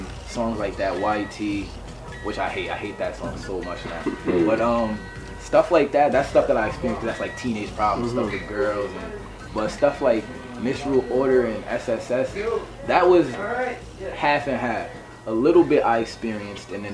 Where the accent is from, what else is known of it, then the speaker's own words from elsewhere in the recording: New York, United States; We're both from New York